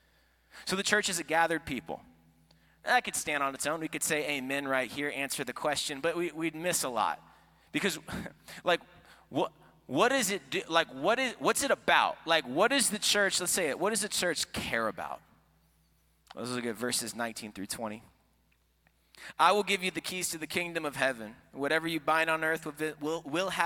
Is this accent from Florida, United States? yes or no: yes; Florida, United States; moved away; also born or lived in Iowa; I am from Florida